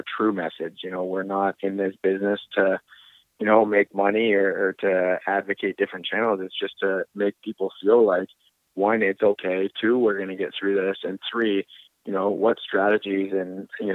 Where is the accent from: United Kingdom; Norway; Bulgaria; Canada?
Canada; moved away; being Canadian